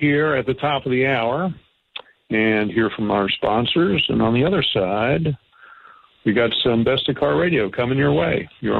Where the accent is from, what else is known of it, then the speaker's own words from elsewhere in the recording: West Virginia, United States; now in Michigan, United States; I'm from West Virginia. I'm a West Virginia boy. When I grew up there 30 years ago, I mean, there was no bluer state in the Union. It's Union country.